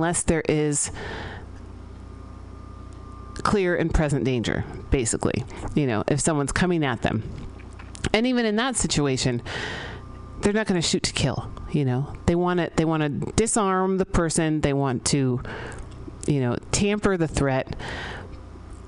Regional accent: San Francisco, California, United States; I grew up here in San Francisco, and not that old. I'm pretty young, actually. I grew up here in the 80s, born in the early 80s.

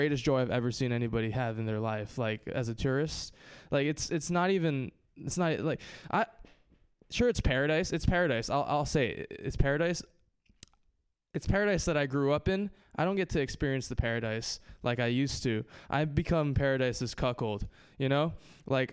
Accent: Hawaii, United States; moved away; I grew up in Hawaii

